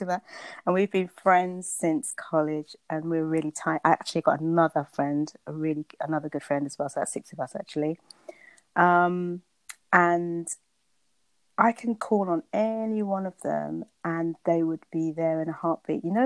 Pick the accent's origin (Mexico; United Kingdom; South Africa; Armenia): United Kingdom; Luton, East of England; also born or lived in Bedfordshire / St. Kitts (parents); I live in Bedfordshire. I was born in Luton, to be exact.